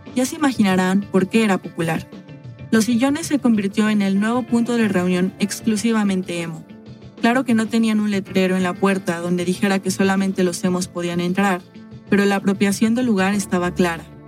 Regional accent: Mexico; also born or lived in Mexico City

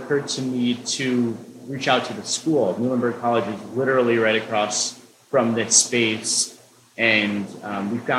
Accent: Allentown, Pennsylvania, United States; also born or lived in Spain / Argentina; I was born and raised in Allentown

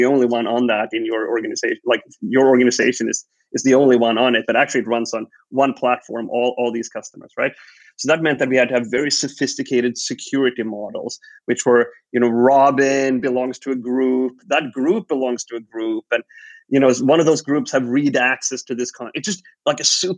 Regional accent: Sweden; I was born and raised in Sweden, grew up here

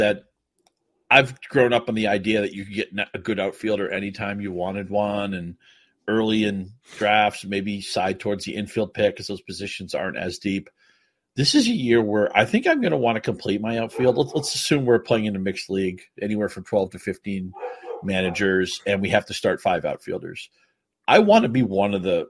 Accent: New England, United States; now in Detroit area, United States; I grew up in the Northeast

